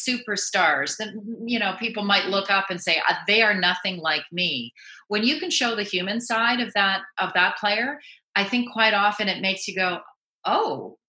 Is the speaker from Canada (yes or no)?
yes; Canada; I'm a Canadian girl. We all grow up around the game.